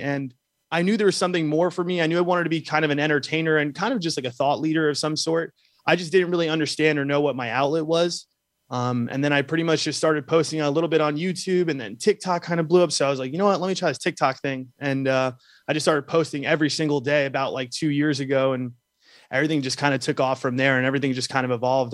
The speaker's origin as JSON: {"language": "English", "region": "New York", "country": "United States", "tie": "born or raised there", "said": "I grew up in New York, um, uh, so I'm a city boy"}